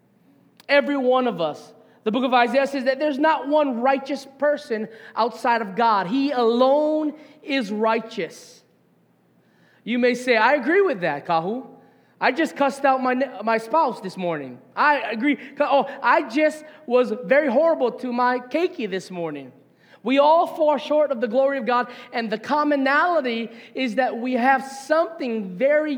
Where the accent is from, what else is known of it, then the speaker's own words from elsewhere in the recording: Hilo, Hawaii, United States; As a Hawaiian by blood, born and raised here